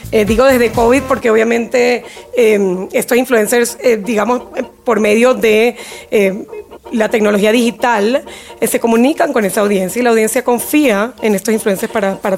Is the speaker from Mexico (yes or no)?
no; Venezuela; also born or lived in Chile; now in Miami, United States; Sí, soy de Venezuela. Eh, bueno, actualmente viviendo en Miami, pero bueno, he vivido un poquito en varios países de Latinoamérica.